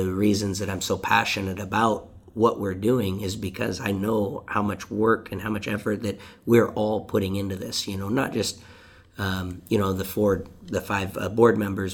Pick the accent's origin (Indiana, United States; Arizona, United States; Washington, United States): Washington, United States; Deming; I'm from the Deming community